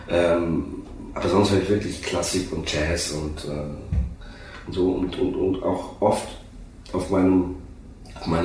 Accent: Oberursel, Hesse, Germany; Und ich bin ich komme ja hier aus der Gegend, witzigerweise. Ich komme aus Oberursel. Es ist äh, 20 Kilometer von hier entfernt. Fünf, ja, ein bisschen mehr, 30. So eine Schlafstadt von Frankfurt.

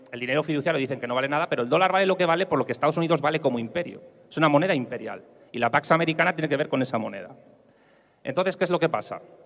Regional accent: Madrid, Community of Madrid, Spain; yo como madrileño

